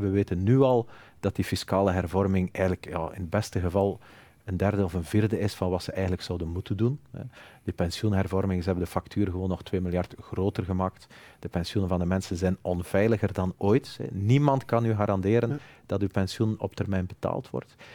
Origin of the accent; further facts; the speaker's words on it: Flanders, Belgium; ik ben evident Vlaming